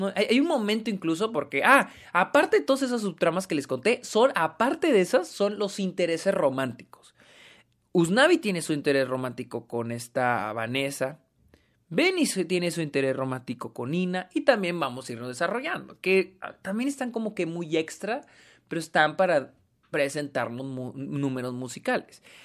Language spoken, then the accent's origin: Spanish; Mexico; yo soy mexicano